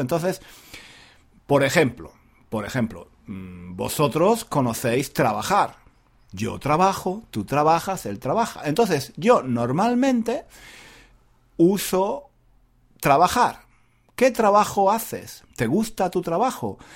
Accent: Granada, Andalusia, Spain; accent: Andalusian (Granada); Yo soy español. Y además te voy a decir una cosa, no solo soy español, sino que soy andaluz. Y no solo soy andaluz, soy de Granada

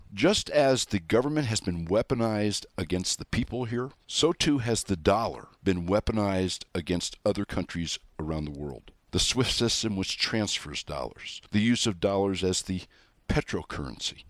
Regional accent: United States; I am American

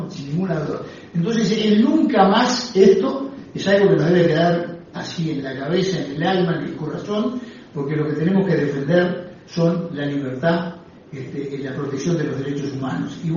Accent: Uruguay; como uruguayos que somos.

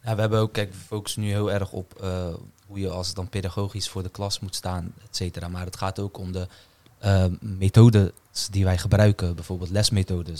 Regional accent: Netherlands; Ik ben opgegroeid in Kreuzwijk, eh, geboren in Kreuzwijk.

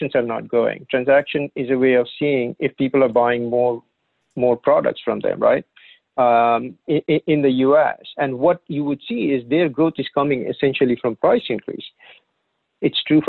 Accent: India; moved away as an adult; now in United States; I grew up in India

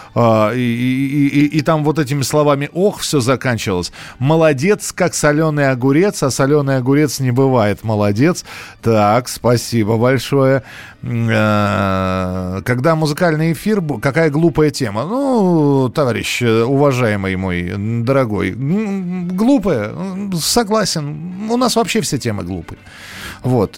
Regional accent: Moscow, Russia; У нас в Москве

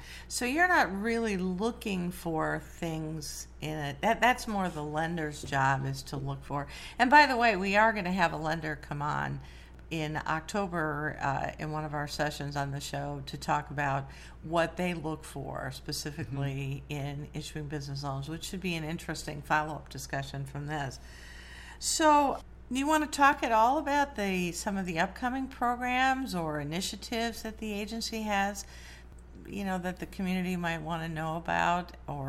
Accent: Morrison, Illinois, United States; I grew up in Morrison.

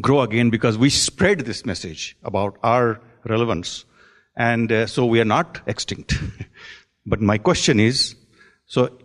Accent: Jammu and Kashmir, India; now in Silicon Valley, United States; I'm from Kashmir

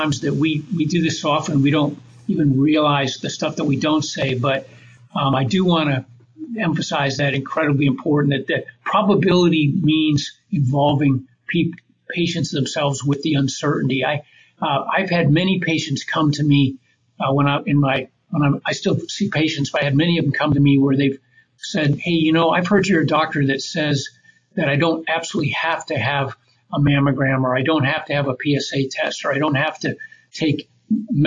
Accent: Grand Rapids, Michigan, United States; I ended up moving back to my hometown, Grand Rapids, Michigan

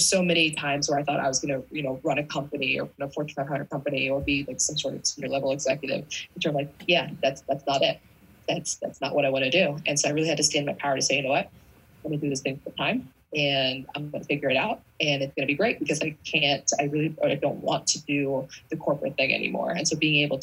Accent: East Coast, United States; I'm from the East Coast.

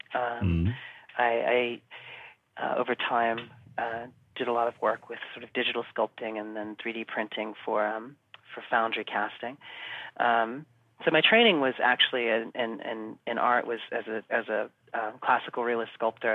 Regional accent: United States; moved away as an adult; also born or lived in New Zealand; now in London, United Kingdom; I was born in America and okay. um, mm-hmm. lived there for um, you know all up, into my into my twenties

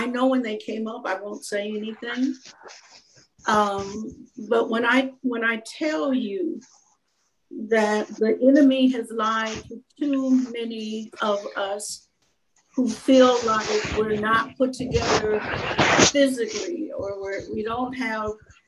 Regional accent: Minnesota, United States; we're from Minnesota

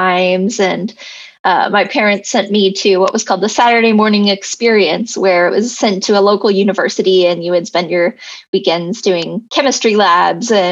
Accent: Texas, United States; now in Los Angeles, United States; I grew up in Texas

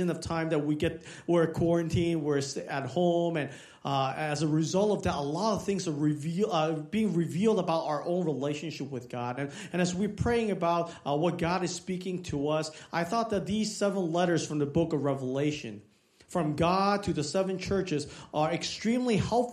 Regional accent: Hong Kong; moved away; I was born in Hong Kong

